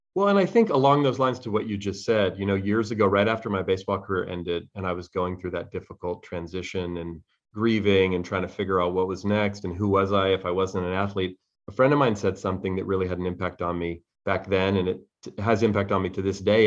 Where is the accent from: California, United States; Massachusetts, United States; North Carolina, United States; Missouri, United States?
California, United States; Bay Area; I grew up here in the Bay Area where I still live